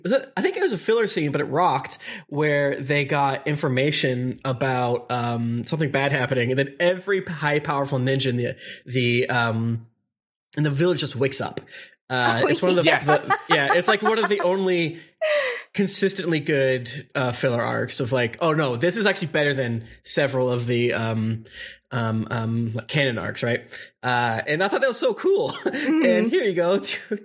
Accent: Florida, United States; I'm from Florida

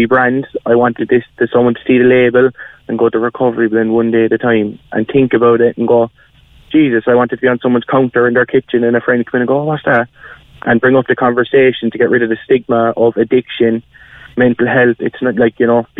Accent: Cobh, Munster, Ireland; now in Kanturk, Ireland; I'm from Cove originally

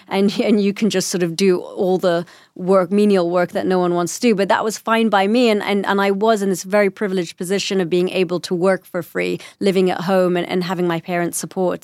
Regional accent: London, United Kingdom; accent: British; first language English; I was born in London and I still had a British accent

